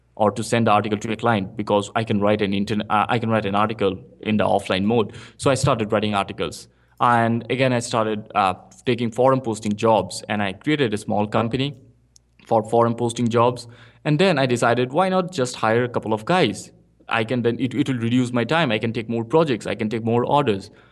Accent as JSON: {"language": "English", "country": "India", "second_language": "English", "moved": "as an adult", "lives_now": "Bangalore, India", "said": "I came to Bangalore because I previously, I was in a small town in India"}